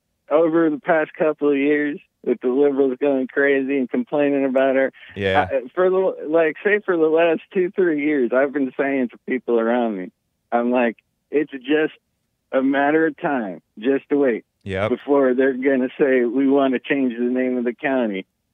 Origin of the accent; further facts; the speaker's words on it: the South, United States; also born or lived in New York; I'm from the South myself.